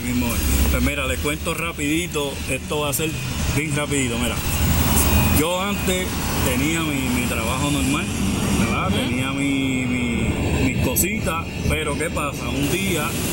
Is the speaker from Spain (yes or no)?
no; Comerío, Puerto Rico; nacido y criado aquí en el Residencial que está detrás de nosotros y somos 100% de aquí de Comerío